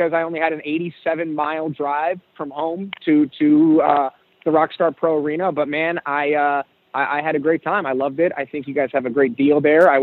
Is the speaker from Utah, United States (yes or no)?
no; Chicago, Illinois, United States; I grew up in Chicago